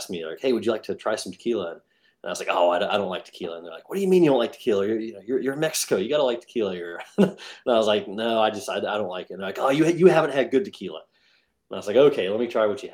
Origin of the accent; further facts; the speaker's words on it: England, United Kingdom; moved away; I grew up in England.